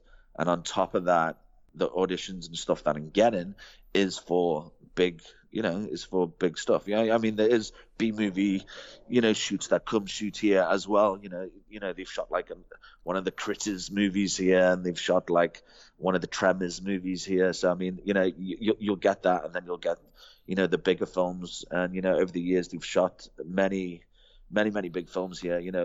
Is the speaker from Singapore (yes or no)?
no; England, United Kingdom; now in South Africa; as an English guy